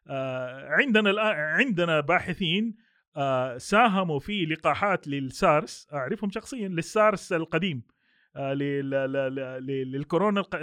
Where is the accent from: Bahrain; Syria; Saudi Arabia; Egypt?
Saudi Arabia; ما عندنا في السعوديه عندنا المرحله الثالثه والرابعه معتمده